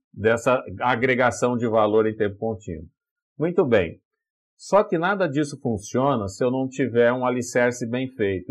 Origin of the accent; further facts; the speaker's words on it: Brazil; Eu, eu sou do, do interior, lá do Vale do Paraíba